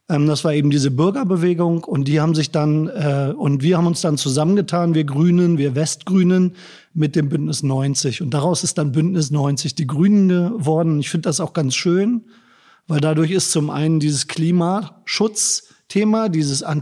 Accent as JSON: {"language": "German", "town": "Braunschweig", "region": "Lower Saxony", "country": "Germany", "tie": "born or raised there", "also_born_or_lived": "Bremen / Kiel", "moved": "as an adult", "lives_now": "Koblenz, Germany", "said": "Ich bin äh, geboren in Bremen, aufgewachsen in Braunschweig, studiert in Kiel und bin 1996 nach Koblenz gekommen. Also bin ich eigentlich ein Löwe. Wir Braunschweiger sind Löwen"}